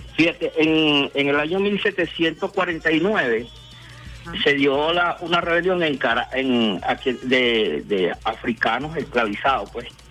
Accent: Caracas, Capital District, Venezuela; mi parroquia, San Agustín, de donde yo soy.

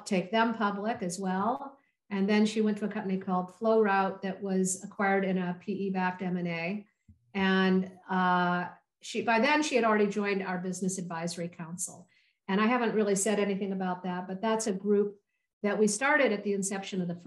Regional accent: Holland, Michigan, United States; I grew up in Michigan in a small town

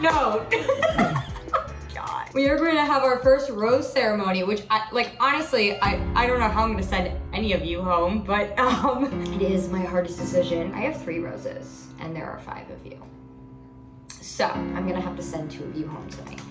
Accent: New York City, New York, United States; I'm from New York City

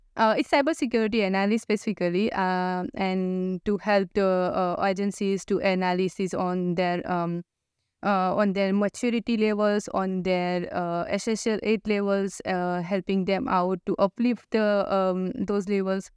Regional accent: India; moved away as an adult; now in Australia; I come from India

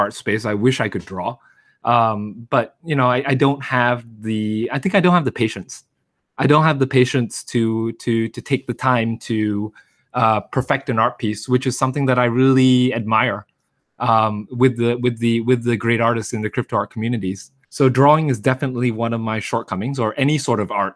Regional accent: New York, United States; moved away as an adult; also born or lived in Philadelphia; I went to high school in New York

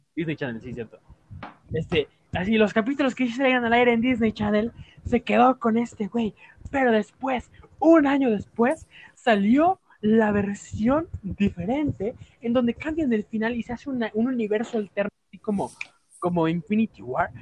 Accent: Mexico; como mexicano

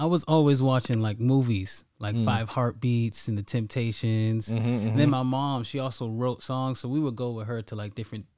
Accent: Boston, Massachusetts, United States; I'm from Boston, Mass.

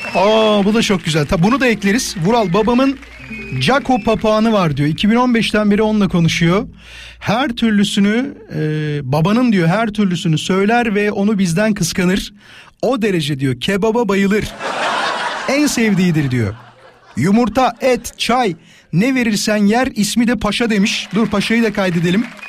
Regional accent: İzmit, Kocaeli, Turkey

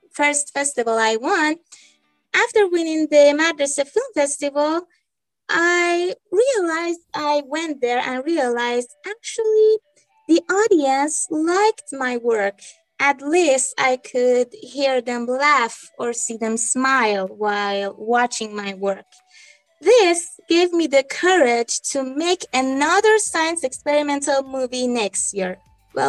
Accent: Iran; I'm from Iran, an 18-year-old girl

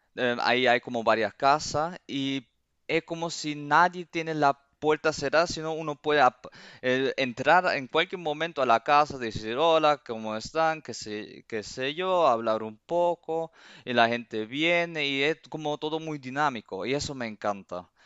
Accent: Cuba; moved away; also born or lived in Seville, Spain; yo en mi, corazón soy cubano

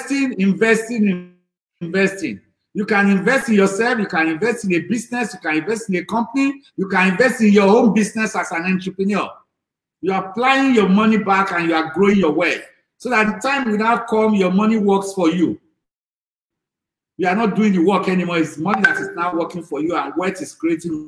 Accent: Lagos, Nigeria; I grew up in Lagos Island with my grandmother, who were very, very poor

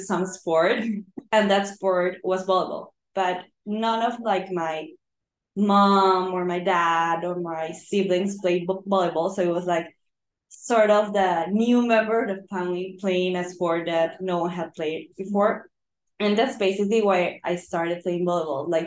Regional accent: Lima, Peru; I'm from Lima, Peru

